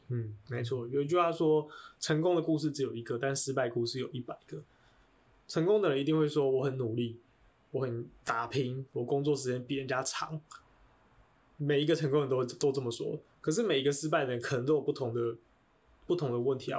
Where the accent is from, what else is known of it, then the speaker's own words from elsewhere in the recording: Taiwan; 我出生在台湾